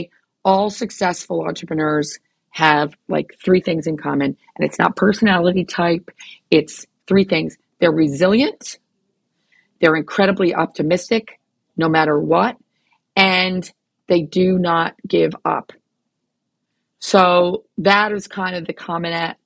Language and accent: English; New York, United States; moved away; I'm American, obviously, and I'm from New York